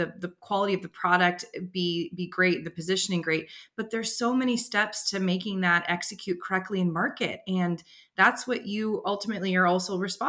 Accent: Bay Area, California, United States; I grew up in the Bay Area

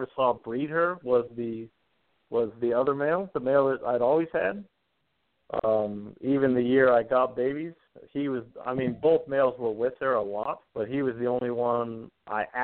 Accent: Spokane, Washington, United States; moved away as an adult; now in Idaho, United States; I grew up in Spokane, Washington, which is just on the other side of the border. And we bought our first house and moved to Idaho.

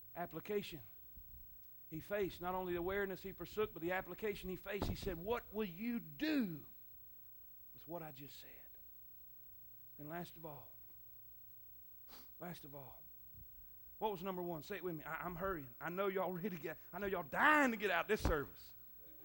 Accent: Florida, United States; moved away; I'm from Florida

